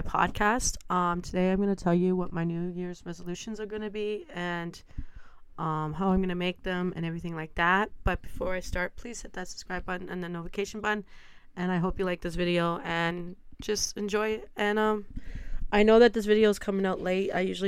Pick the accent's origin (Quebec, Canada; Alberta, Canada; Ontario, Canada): Ontario, Canada; Stratford; I was born and raised in Stratford